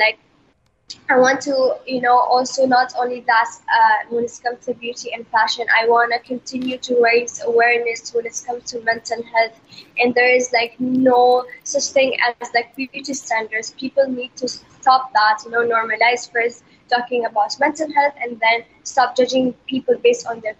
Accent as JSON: {"language": "English", "country": "Bahrain", "said": "For me, as you all know, I'm from Bahrain, and Bahrain is a Muslim country."}